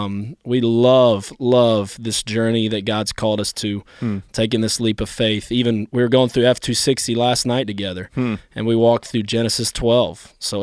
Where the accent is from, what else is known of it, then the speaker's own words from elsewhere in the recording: New Orleans, Louisiana, United States; born there; also born or lived in Carolinas; My parents moved from South Africa to America, and I was born in New Orleans, Louisiana, as my dad came here for seminary.